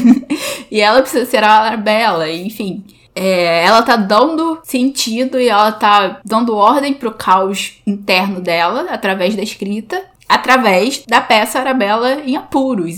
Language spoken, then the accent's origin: Portuguese; Brazil; a gente é brasileiro